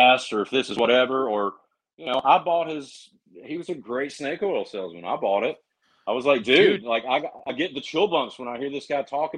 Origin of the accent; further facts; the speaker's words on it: North Carolina, United States; accent: Southern; moved away; also born or lived in St. Augustine, Florida / Tennessee; I grew up in North Carolina. I moved to St. Augustine, Florida